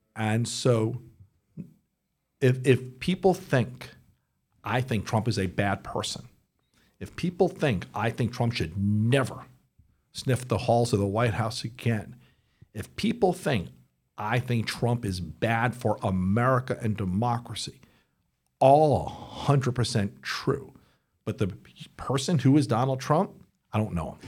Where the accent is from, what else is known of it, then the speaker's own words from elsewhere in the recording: United States; I'm an American